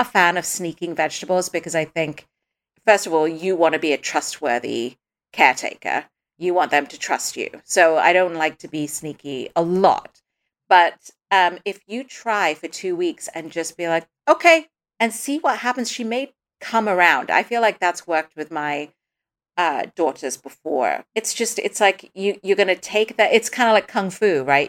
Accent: Dubai, United Arab Emirates; moved away; When I was little, I grew up in Dubai

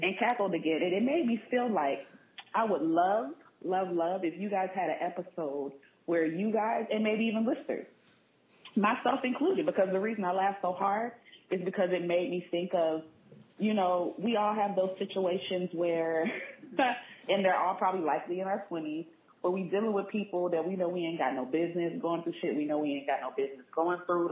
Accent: San Diego, California, United States; moved away as an adult; also born or lived in Washington, D.C. area (DMV); I'm originally from San Diego

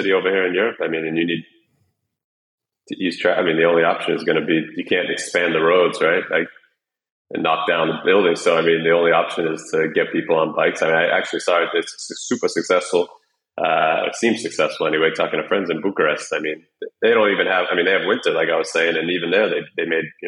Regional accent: United States; moved away as an adult; my entire adult life without ever living in my home country

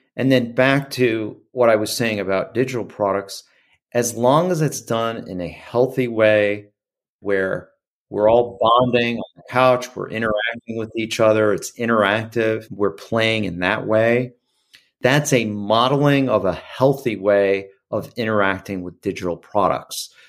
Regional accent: Midwest, United States; growing up in the Midwest

